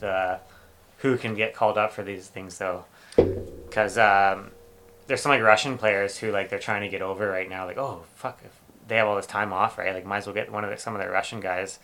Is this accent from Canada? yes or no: yes; Canada; I'm Canadian